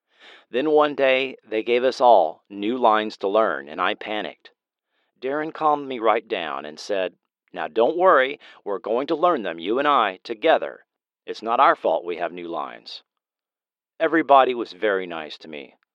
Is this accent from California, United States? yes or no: no; New York, United States; I was young, I was from New York, and like Monique, I didn't know what I was doing.